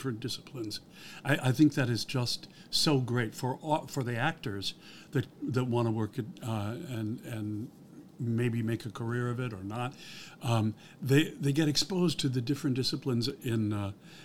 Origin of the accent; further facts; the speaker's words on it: Midwest, United States; moved away as an adult; also born or lived in New York; now in Los Angeles, United States; I'm originally from the Midwest. I spent 20 years in New York, then 20 years out here.